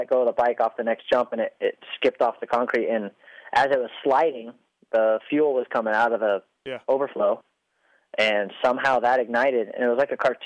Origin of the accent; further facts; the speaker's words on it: El Cajon, California, United States; growing up in El Cajon